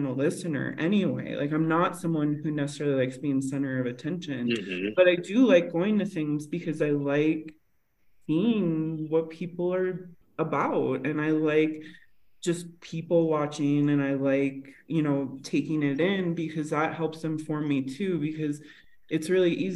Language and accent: English; Northern Minnesota, United States; also born or lived in La Paz, Mexico; now in Mexico City, Mexico; I grew up in Northern Minnesota and I grew up very in nature